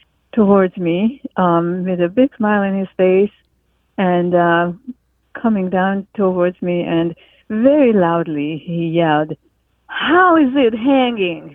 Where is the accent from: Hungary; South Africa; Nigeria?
Hungary; English is a second language; moved away as an adult; now in Seattle, United States; I am from Hungary originally and came to America in 1980